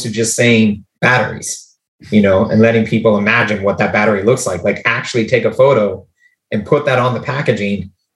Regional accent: Canada; we're from Canada

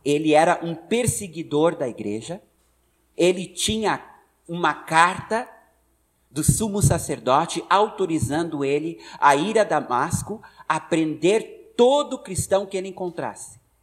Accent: United States; born or raised there; Portuguese is a second language; moved away as an adult; now in Brazil

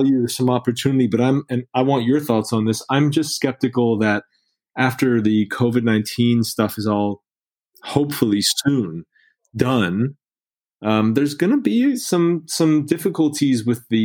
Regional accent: California, United States; I'm a Californian. I kind of love California. It's my home

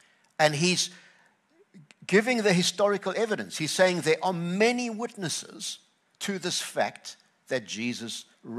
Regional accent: KwaZulu-Natal, South Africa; I grew up on the Tugela River, and people were saying, how are you doing with the heat and all of that stuff here? And I just say, I'm in my skin.

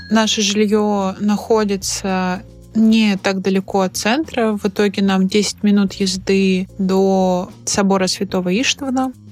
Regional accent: Vologda, Vologda Oblast, Russia; moved away; also born or lived in Moscow; Да, я из Вологды

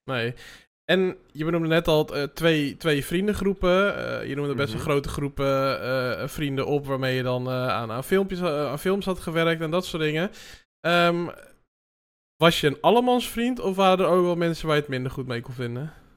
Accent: Amsterdam, North Holland, Netherlands; ik ben in Amsterdam opgegroeid

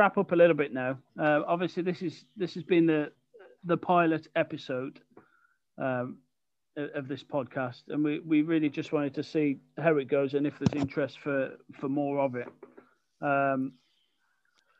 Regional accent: Birmingham, West Midlands, United Kingdom; accent: Brummie; my monotone Brummie accent

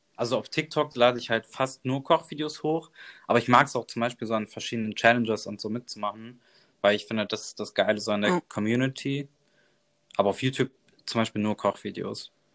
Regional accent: Bonn, North Rhine-Westphalia, Germany; moved away as an adult; also born or lived in Dortmund; ich bin ja mit 18 Jahren von zu Hause ausgezogen, weil ich halt, ich komme aus Bonn

